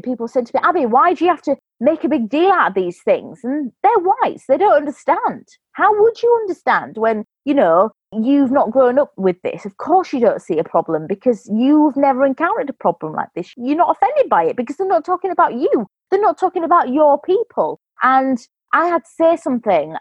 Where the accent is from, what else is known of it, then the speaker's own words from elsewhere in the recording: Yorkshire and the Humber, United Kingdom; I'm from England, a place called West Yorkshire